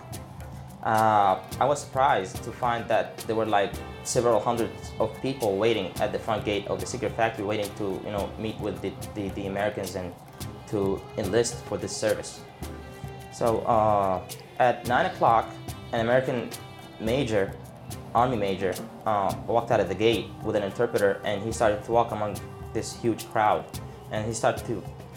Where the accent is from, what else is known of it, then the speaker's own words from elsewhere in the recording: Baghdad, Baghdad Governorate, Iraq; I was born and raised in Baghdad, Saddam City, in 1985, September 2nd